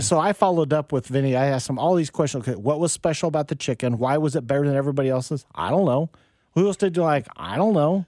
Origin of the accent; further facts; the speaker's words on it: Wichita, Kansas, United States; I grew up in Wichita, you know, back in the seventies